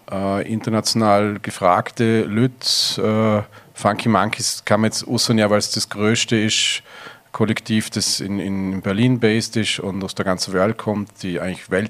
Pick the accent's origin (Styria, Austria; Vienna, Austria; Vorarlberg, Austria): Vorarlberg, Austria; Lochau; Erstens mal aufgewachsen am Bodensee, Lochau.